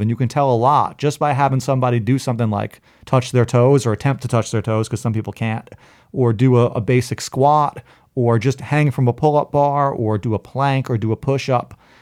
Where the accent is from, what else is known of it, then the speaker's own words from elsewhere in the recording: New York City, New York, United States; when I was a kid, I grew up in Brooklyn